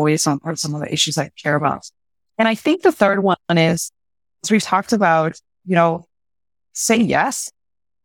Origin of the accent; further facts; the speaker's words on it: Puerto Rico; I'm from Puerto Rico